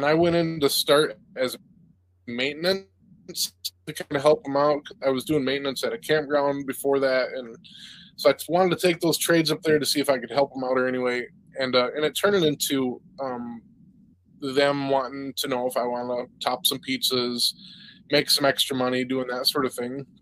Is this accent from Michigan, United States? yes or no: yes; Vestaburg, Michigan, United States; I grew up in Vesterberg, a little town outside of Mount Pleasant, about 20 minutes